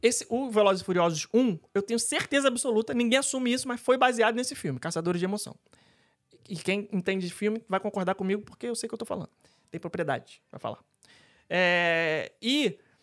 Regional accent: Rio de Janeiro, Brazil; now in Orlando, United States; eu como carioca

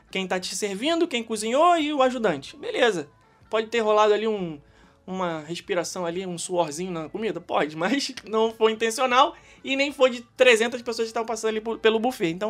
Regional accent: Rio de Janeiro, Brazil; Eu posso falar com propriedade porque eu sou carioca, eu estou com isso. Fiquei 30 anos vivendo no Rio de Janeiro, então eu conheço cariocagem.

